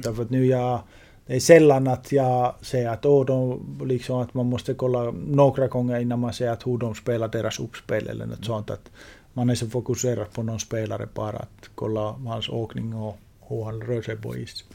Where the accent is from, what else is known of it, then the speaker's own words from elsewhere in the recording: Finland; i Finland i Juleå Borg, min hemstad